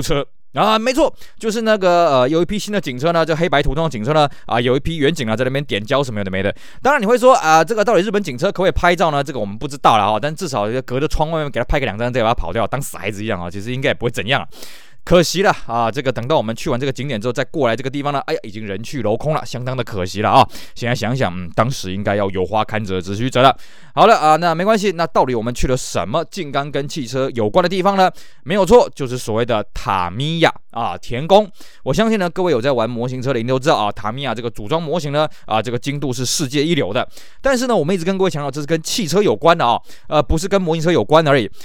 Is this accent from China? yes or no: no; Taiwan; 因为我们台湾人在日本人眼中算是外国人嘛